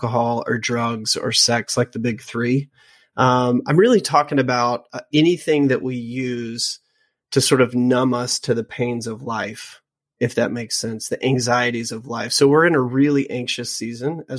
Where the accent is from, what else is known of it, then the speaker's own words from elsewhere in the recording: Louisiana, United States; I was raised in Louisiana